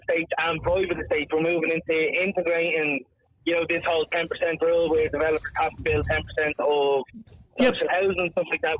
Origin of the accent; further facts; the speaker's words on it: Dublin, Leinster, Ireland; so I grew up in Ballymun in council estates and the flats